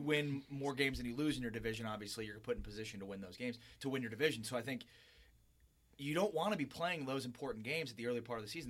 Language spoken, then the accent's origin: English; Highland Park, Illinois, United States; now in San Antonio, United States; Chicago native, hi, uh, northern suburbs